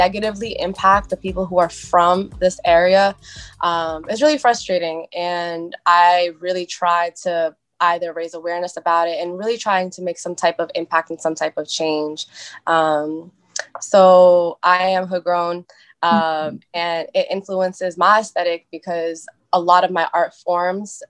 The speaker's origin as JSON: {"language": "English", "town": "Boston", "region": "Massachusetts", "country": "United States", "tie": "born or raised there", "said": "I was born and raised in East Boston. So I'm a Boston girl, I'm a city girl"}